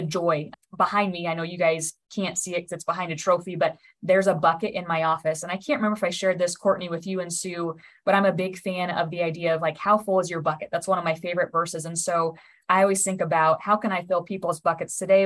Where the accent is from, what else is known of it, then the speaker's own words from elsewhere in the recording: Nebraska, United States; I was born and raised in Nebraska